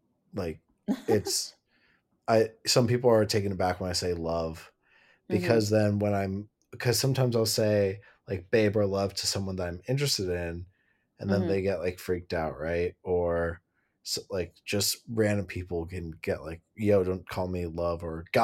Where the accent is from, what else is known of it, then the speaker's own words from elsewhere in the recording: California, United States; growing up in Southern California, I would just like wanted minimal clothes